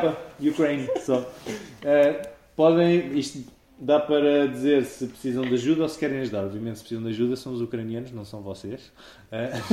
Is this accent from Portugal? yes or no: yes; Portugal; estamos em Portugal e somos portugueses